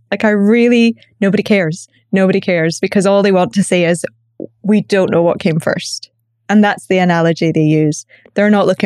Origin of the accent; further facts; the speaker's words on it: Scotland, United Kingdom; accent: Glaswegian; also born or lived in Northern Ireland / London, United Kingdom; I live in the UK. I grew up in Scotland. I was born in Northern Ireland. I get a lot of questions about my accent. So th- it's Glaswegian with a softening of having lived in London for a long time.